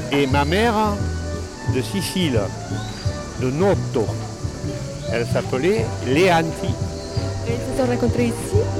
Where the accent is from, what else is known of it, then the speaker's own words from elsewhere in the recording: Signes, Provence-Alpes-Côte d'Azur, France; Moi, je suis né dans le Var, à Signes, le jour du débarquement, le jour de, la libération, 21 août 1944.